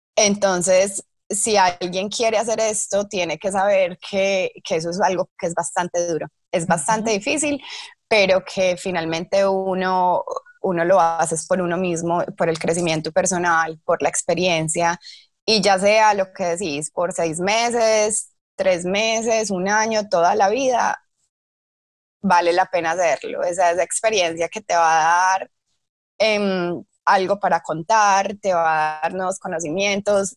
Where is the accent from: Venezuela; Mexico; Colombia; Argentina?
Colombia; Medellín, Antioquia; moved away as an adult; now in Auckland, New Zealand; soy de Medellín, eh, llegué a Oakland hace 13 años